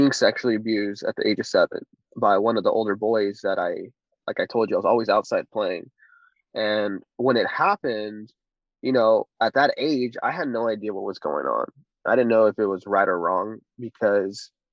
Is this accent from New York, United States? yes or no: no; Orange County, California, United States; I'm 29, born and raised